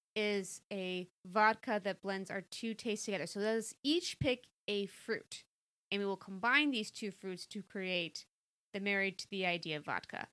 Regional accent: Virginia, United States; born there; I was born in Virginia, if that helps.

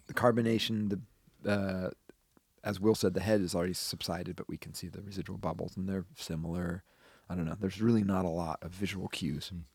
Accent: Wisconsin, United States; we were also growing up in Wisconsin

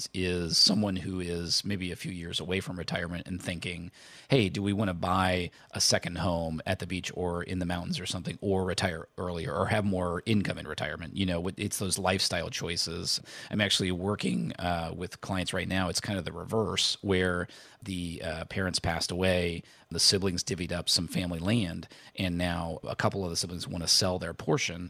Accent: Indiana, United States; I grew up in Indiana

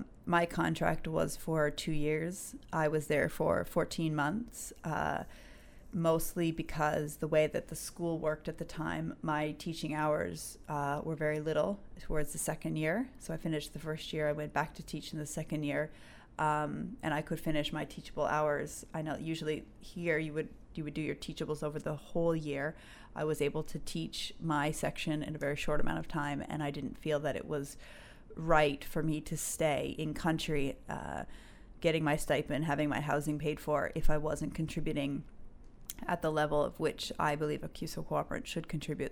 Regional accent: St. John's, Newfoundland and Labrador, Canada; also born or lived in Conception Bay South / Burkina Faso; I'm from Newfoundland. I grew up, uh, kind of a split between C B S, Conception Bay South, and then in Saint John's.

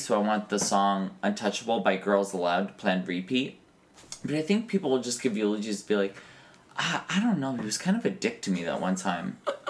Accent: New York City, New York, United States; I'm a faggot from New York City.

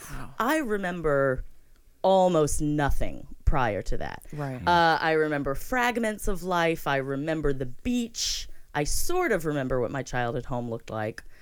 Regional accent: Florida, United States; born there; So that's correct. I was born in Florida

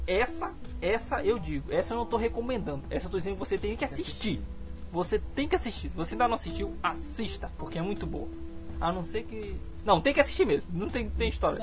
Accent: Paço do Lumiar, Maranhão, Brazil; also born or lived in São Luís; nós somos de São Luís, cara somos São Luís, somos, pra falar a verdade, somos de Pato

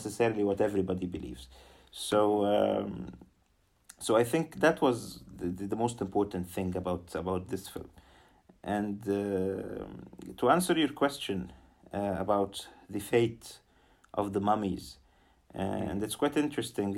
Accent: Egypt; we as Egyptians

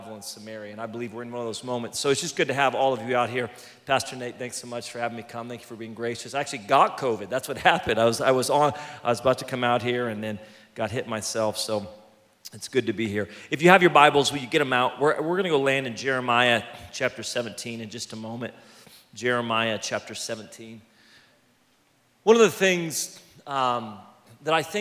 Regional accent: California, United States; I'm from California

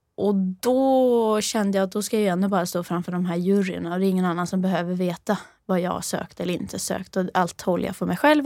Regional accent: Rennebu, Trøndelag, Norway; Swedish is a second language; now in Sweden; jag är från eh, lite söder om Trondheim

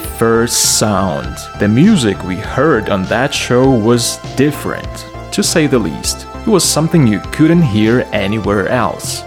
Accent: Lviv, Lviv Oblast, Ukraine; here in my hometown, Lviv.

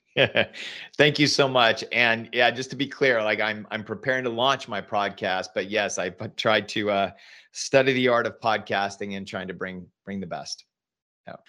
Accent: Northern California, United States; moved away as an adult; also born or lived in Silicon Valley; now in Austin, United States; I grew up in Northern California

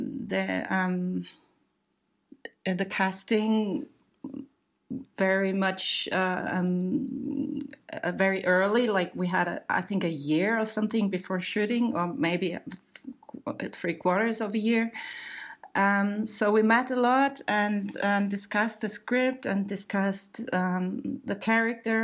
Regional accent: Germany; we Germans

